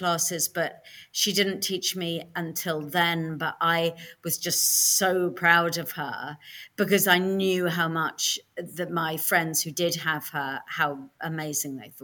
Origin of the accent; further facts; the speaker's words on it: London, United Kingdom; moved away as an adult; I grew up in a sort of lefty part of North London